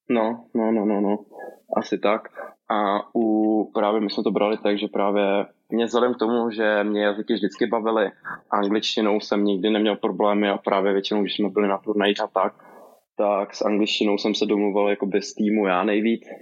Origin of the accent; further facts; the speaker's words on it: Brno, South Moravian Region, Czechia; ne, samozřejmě, že ne. jako Brňák.